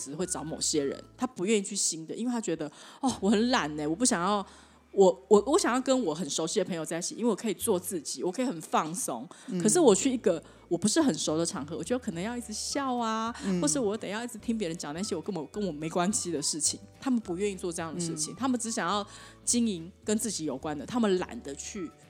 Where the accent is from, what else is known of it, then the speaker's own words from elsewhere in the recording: China; 对，所以呢，中国人有中国，我们中国人就是吃饭嘛